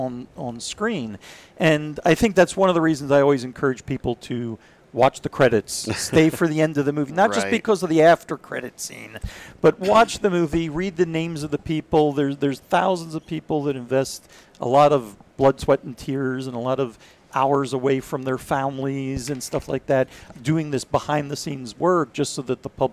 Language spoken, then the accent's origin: English; Israel; also born or lived in Philadelphia; And so we moved to Israel, and I grew up there, did military service there, went through a couple of wars there.